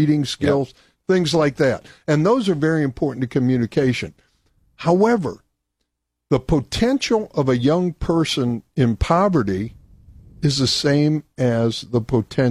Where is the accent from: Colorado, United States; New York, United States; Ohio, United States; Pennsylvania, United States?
Ohio, United States; Akron; moved away; also born or lived in Stark County, Ohio; I grew up in Akron